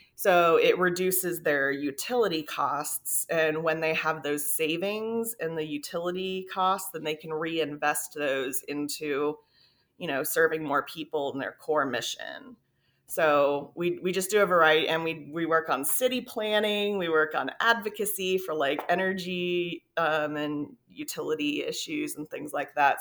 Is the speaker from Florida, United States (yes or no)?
yes; South Florida, United States; moved away; also born or lived in Texas; I grew up in South Florida, so it was a very, like, lush tropical environment